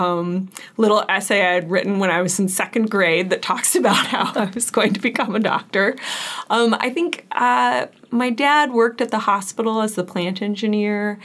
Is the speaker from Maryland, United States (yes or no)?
no; Kansas, United States; moved away as an adult; now in Wisconsin, United States; I am originally from Kansas. I grew up outside of a small town on an organic farm